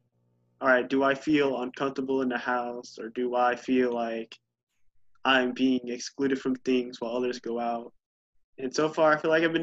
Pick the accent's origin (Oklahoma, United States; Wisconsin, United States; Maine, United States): Oklahoma, United States; Muskogee; I'm from Muskogee, Oklahoma, United States